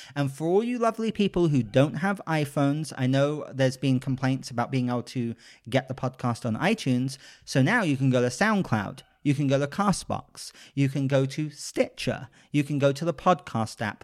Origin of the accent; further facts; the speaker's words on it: United Kingdom; I am a British gentleman